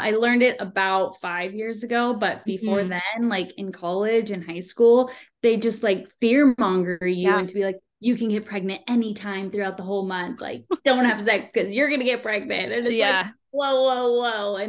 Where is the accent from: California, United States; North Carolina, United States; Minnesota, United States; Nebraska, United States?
California, United States; San Diego; I am from San Diego and I currently live here now.